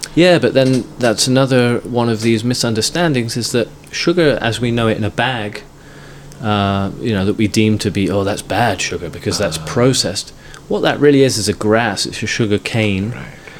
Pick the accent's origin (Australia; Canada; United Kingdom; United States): United Kingdom; England; the sort of earliest memory I remember is growing up in England